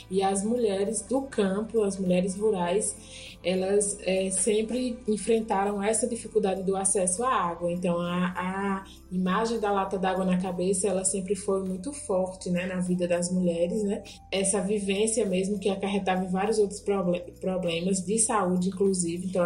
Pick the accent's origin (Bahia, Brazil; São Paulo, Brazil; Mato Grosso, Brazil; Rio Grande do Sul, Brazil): Bahia, Brazil; Juazeiro; sou mulher, né, salitreira, sou do Vale do Salitre, interior do Juazeiro, município baiano, e tenho 33 anos